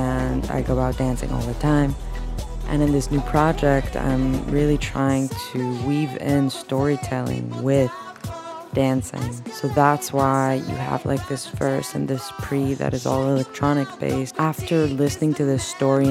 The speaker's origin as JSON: {"language": "English", "country": "Israel", "moved": "yes", "lives_now": "Los Angeles, United States", "said": "the political situation back home from where I'm from in Israel"}